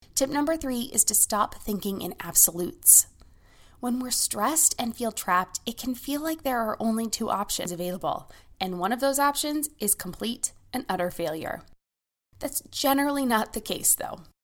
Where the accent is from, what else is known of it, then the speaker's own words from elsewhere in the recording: United States; As an American